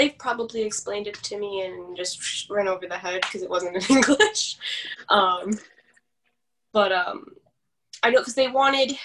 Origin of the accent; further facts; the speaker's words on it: Chicago, Illinois, United States; I'm from Chicago